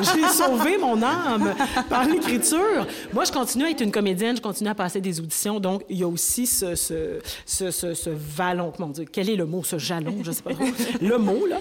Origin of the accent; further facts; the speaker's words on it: Rouyn-Noranda, Quebec, Canada; also born or lived in Montreal; je suis née au Québec, je suis née à Montréal et très tôt, mon père, euh, c'était un ingénieur mignon, on est allé euh, vivre à rouyn noranda Oui. Alors, moi, je suis une rouyn norandienne